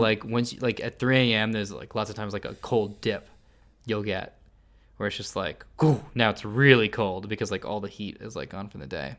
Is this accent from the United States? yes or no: yes; San Jose, California, United States; I grew up at the foot of, like, the Hamilton Mountain, uh, like, where there's, like, the James Lake Observatory